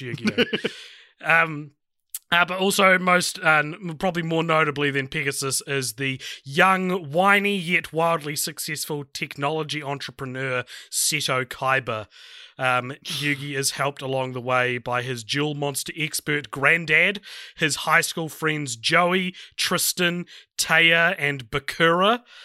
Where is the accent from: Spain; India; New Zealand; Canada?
New Zealand